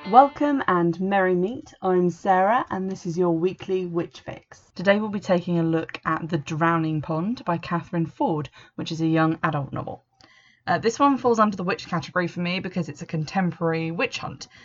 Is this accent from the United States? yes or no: no; England, United Kingdom; I'm English